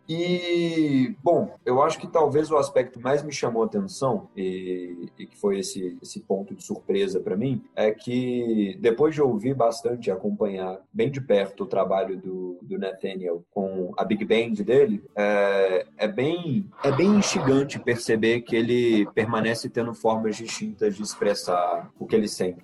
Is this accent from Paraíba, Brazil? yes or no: no; Minas Gerais, Brazil